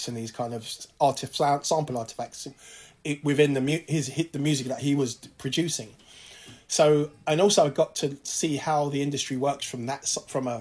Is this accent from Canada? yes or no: no; London, United Kingdom; African kids growing up in London